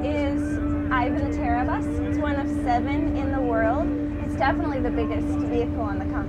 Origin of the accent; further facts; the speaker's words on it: Iowa, United States; Originally, I'm from Iowa.